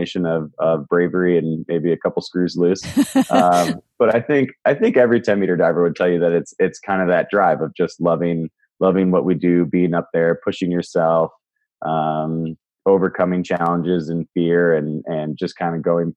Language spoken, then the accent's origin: English; Toledo, Ohio, United States; I grew up in the Midwest in Northwest Ohio